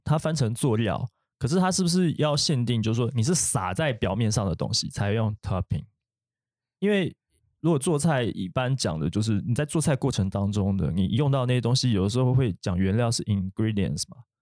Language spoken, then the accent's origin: Chinese; Taiwan; 我们台湾人